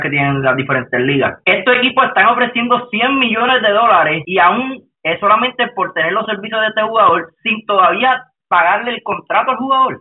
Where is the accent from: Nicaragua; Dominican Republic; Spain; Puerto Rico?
Puerto Rico; a nosotros los puertorriqueños